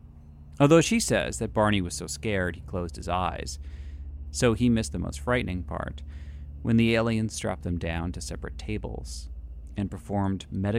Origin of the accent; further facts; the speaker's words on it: New England, United States; I'm from New England, and I have such a soft spot for those accents.